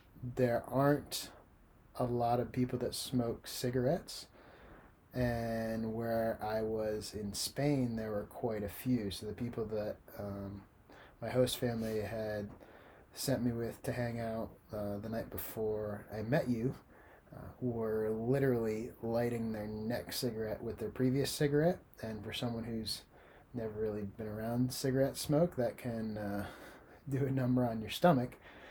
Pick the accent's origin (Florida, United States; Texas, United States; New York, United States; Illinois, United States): Florida, United States; Well, I've had more experience with the sun. I'm from the Sunshine State.